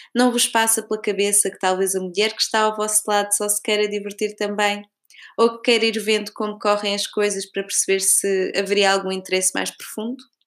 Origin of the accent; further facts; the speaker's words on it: Portugal; moved away; pergunta-me de onde sou e quando digo Portugal